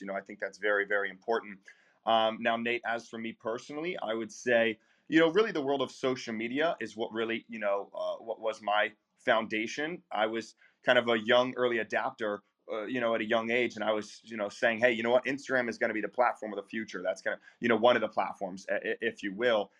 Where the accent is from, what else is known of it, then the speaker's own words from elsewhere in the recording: Eastern North Carolina, United States; also born or lived in Charleston, South Carolina; now in Fort Lauderdale, United States; my small Eastern North Carolina hometown where I grew up uh, towards the Outer Banks